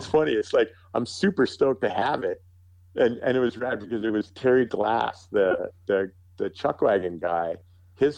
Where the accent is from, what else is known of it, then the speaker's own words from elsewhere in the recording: Calgary, Alberta, Canada; I grew up with him in Calgary